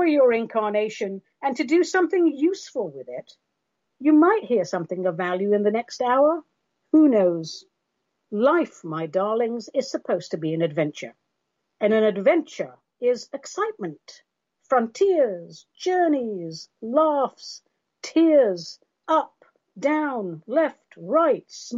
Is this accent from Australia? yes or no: no; London, United Kingdom; I'm from London and all of that, but our race ancestry is Armenian